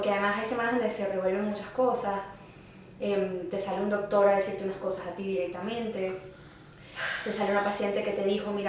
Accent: Venezuela; ser venezolana y llegar a un lugar donde no te veas tan venezolana, como que será que soy suficientemente venezolana.

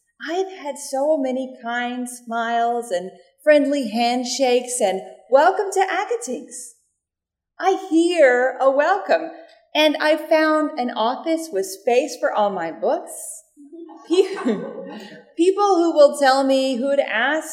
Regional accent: Mississippi, United States; I grew up unchurched in Mississippi until I was a tween

